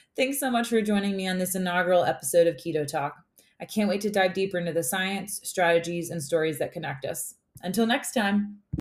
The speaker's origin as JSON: {"language": "English", "region": "West Tennessee", "country": "United States", "tie": "born or raised there", "also_born_or_lived": "Mississippi / Georgia", "moved": "as an adult", "said": "I was born and raised in West Tennessee"}